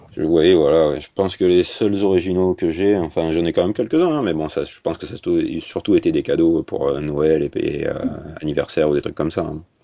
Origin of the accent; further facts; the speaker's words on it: Bordeaux, Nouvelle-Aquitaine, France; accent: Bordelais; bordelaise, parce que vous avez peut-être entendu mon accent